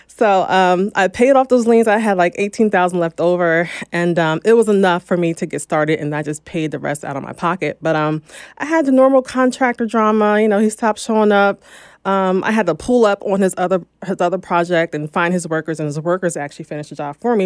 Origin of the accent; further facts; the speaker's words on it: New Jersey, United States; also born or lived in Philadelphia, Pennsylvania; now in Los Angeles, United States; I'm from New Jersey